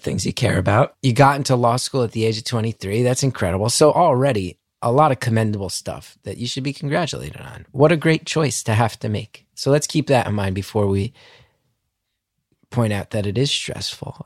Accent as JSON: {"language": "English", "region": "New Jersey", "country": "United States", "said": "I'm from North Jersey"}